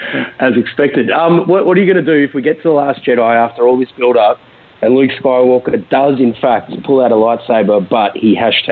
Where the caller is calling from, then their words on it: Melbourne, Victoria, Australia; Hey, Steele … from Melbourne.